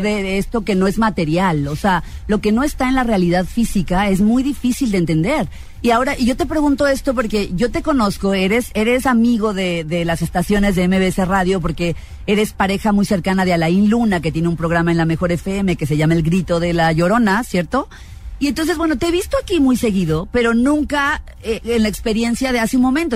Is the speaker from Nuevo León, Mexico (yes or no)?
no; Baja California, Mexico; yo nací en Baja California